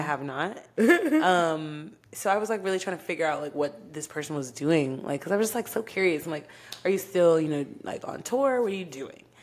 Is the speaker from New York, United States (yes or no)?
no; Dallas–Fort Worth Metroplex, Texas, United States; also born or lived in Oklahoma; I was born in Oklahoma. Um, yeah, nothing special about that. I moved here uh, to the Metroplex when I was five, so I consider myself raised in Texas